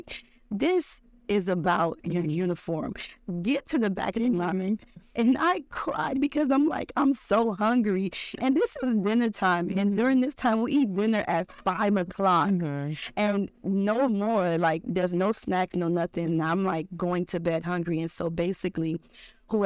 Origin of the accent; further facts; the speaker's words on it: Miami, Florida, United States; also born or lived in Germany; I'm from Miami.